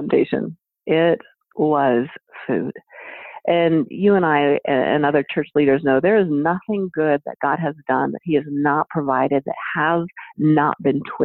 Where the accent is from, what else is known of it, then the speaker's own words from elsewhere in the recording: United States; as an American